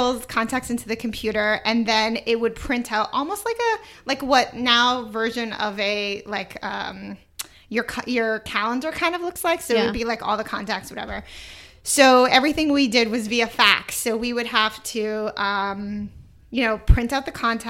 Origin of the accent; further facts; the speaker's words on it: Toronto, Ontario, Canada; moved away; also born or lived in New York; I'm from Toronto, like Canada